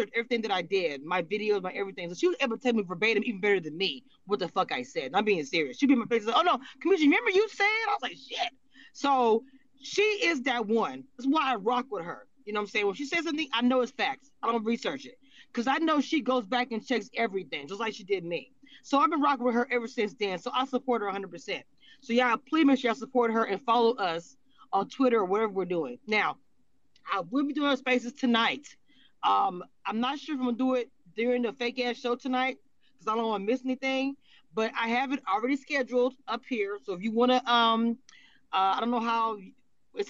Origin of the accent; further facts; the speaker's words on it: Louisiana, United States; moved away; also born or lived in Texas; I am from Louisiana by way of Texas.